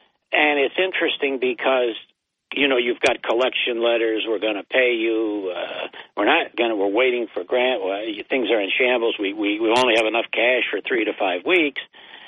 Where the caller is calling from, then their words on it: Binghamton, New York, United States; … from Binghamton.